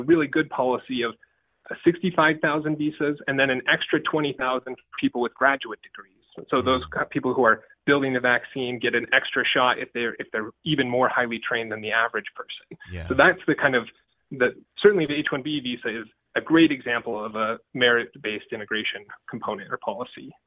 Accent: Richmond, Utah, United States; I grew up in Richmond, Utah, a town with more cows than people

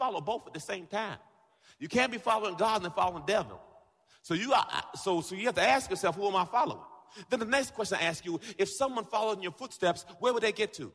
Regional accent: Jamaica; I'm Jamaican

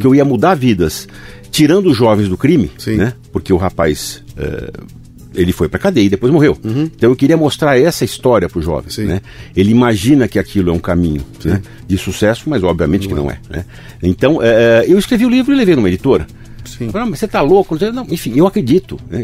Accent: Brazil; como brasileiro

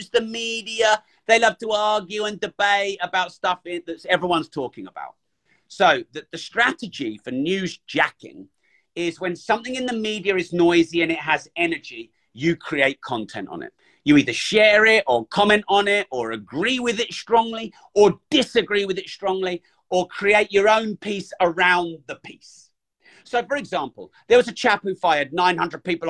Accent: United Kingdom; I'm British

